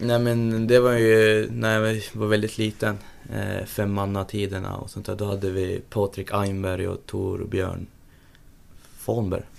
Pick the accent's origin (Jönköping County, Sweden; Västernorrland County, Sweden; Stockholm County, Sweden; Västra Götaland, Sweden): Västernorrland County, Sweden; Sundsvall; also born or lived in Gjøvik, Norway; jag flyttade till Sundsvall när jag var tre år, tre, fyra år någonstans där